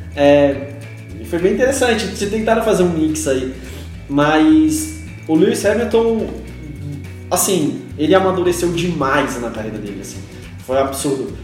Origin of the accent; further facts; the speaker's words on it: Santos, São Paulo, Brazil; sou de Santos, eu torço pra Portuguesa Santista